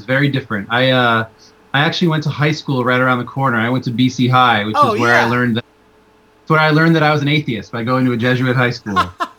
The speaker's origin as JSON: {"language": "English", "area": "just outside of Boston", "region": "Massachusetts", "country": "United States", "tie": "born or raised there", "moved": "yes", "said": "I grew up just outside of Boston"}